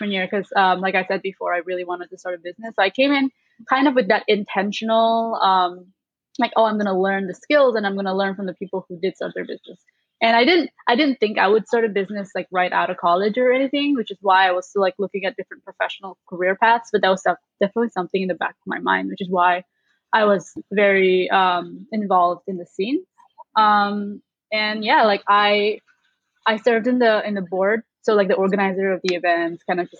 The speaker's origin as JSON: {"language": "English", "country": "Indonesia", "moved": "as an adult", "lives_now": "Chicago, United States", "said": "I'm from Indonesia, so I'm also an international student living and working in the US right now"}